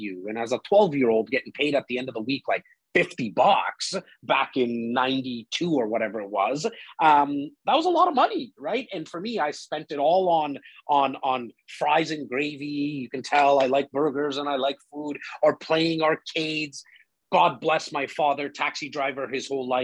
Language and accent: English; Toronto, Ontario, Canada; I'm born and raised in Rexdale, northern part of Toronto